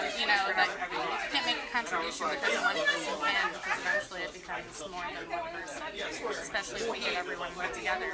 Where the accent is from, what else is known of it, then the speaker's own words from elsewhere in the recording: Florida, United States; I'm actually from Florida